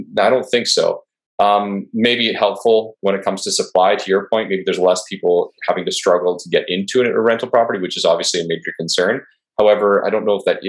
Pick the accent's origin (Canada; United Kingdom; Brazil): Canada; I'm Canadian